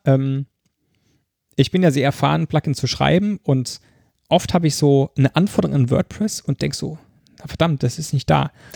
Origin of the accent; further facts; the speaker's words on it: Mannheim, Baden-Württemberg, Germany; accent: Mannheimerisch; Ich liebe meine Heimatstadt